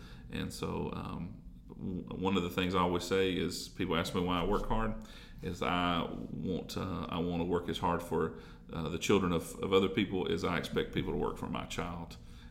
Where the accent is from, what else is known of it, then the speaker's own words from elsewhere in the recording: Jackson, Tennessee, United States; also born or lived in Three Way, Tennessee / Dyersburg, Tennessee; I grew up in Jackson. Actually, I grew up in Three-Way, between Three-Way and Medina.